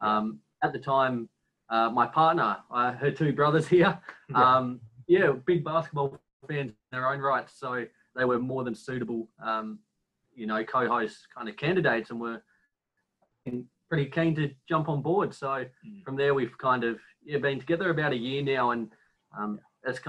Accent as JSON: {"language": "English", "region": "Tasmania", "country": "Australia", "said": "in Australia, we're from Tasmania, the little state at the bottom"}